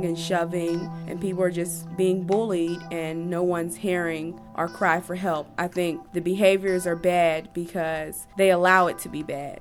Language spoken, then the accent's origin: English; Wilkinsburg, Pennsylvania, United States; I want to say I'm from Wilkinsburg.